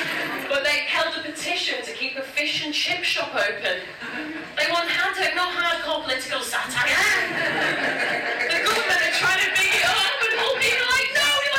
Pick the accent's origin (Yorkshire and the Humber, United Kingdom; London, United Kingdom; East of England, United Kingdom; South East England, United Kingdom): Yorkshire and the Humber, United Kingdom; Hull; I'm from Hull in Yorkshire.